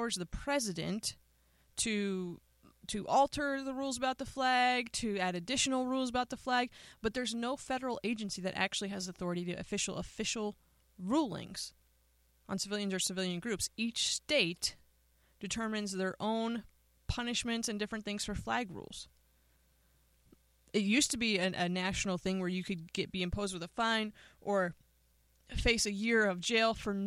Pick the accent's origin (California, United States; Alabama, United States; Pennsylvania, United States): Pennsylvania, United States; now in Nevada, United States; I grew up in Pennsylvania